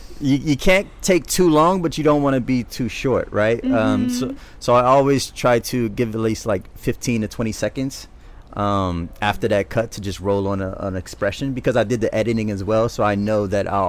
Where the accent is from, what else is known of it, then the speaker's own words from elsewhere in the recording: New Orleans, Louisiana, United States; Growing up in New Orleans, there is a certain way, a certain moxie that kids have when they walk around and they talk to one another.